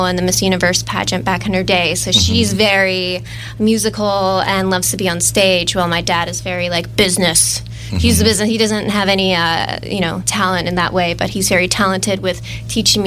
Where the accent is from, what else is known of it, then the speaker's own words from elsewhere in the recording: Oahu, Hawaii, United States; I'm born and raised from Oahu, Hawaii